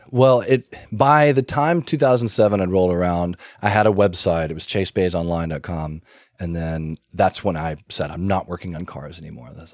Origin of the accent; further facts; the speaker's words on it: Birmingham, Alabama, United States; I grew up in Birmingham, Alabama